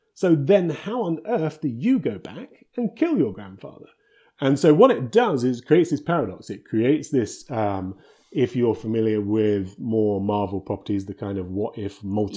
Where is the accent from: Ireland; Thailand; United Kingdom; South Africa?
United Kingdom; moved away as an adult; now in Victoria, Canada; I'm originally British and we moved out here a, a long time ago to work for Electronic Arts